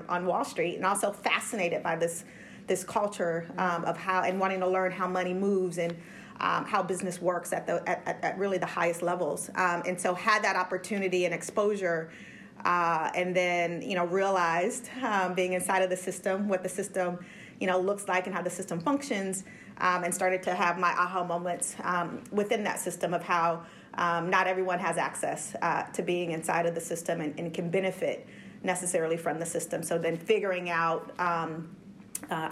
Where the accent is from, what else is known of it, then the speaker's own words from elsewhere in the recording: Orange County, California, United States; I had the pleasure of growing up in Orange County, California